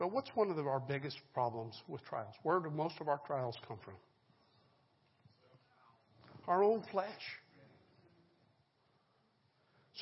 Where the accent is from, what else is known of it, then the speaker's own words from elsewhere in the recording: Colorado, United States; now in Lynchburg, United States; I grew up in Colorado, in the mountainous town on the western slope.